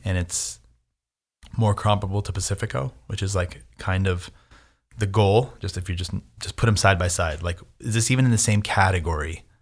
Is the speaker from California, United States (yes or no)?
yes; Southern California, United States; I'm from Southern California. I'm not Latin, but I spoke Spanish at, like, the age of two till now